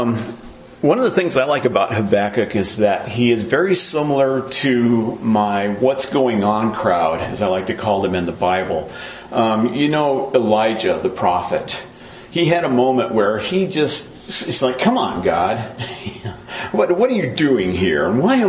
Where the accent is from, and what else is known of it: United States